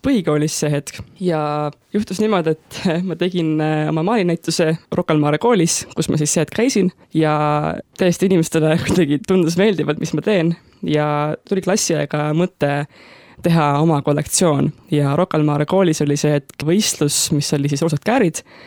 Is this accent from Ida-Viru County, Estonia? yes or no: no; Tallinn, Harju County, Estonia; ma olen pärit Tallinnast